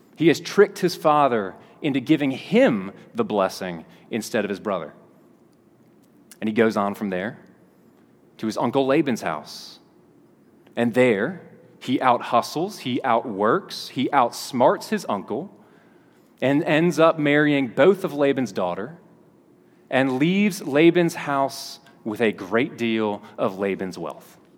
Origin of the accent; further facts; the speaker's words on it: Kentucky, United States; moved away; I was a kid from Kentucky